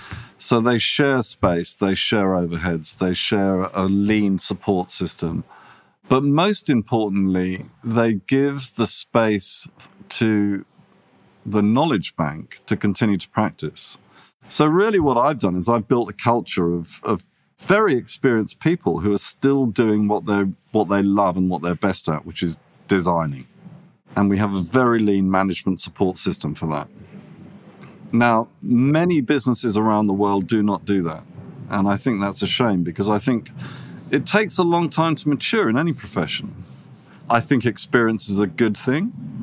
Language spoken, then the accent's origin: English; England, United Kingdom; when I was growing up in England, working in London, the design business that I most admired was a company called Pentagram.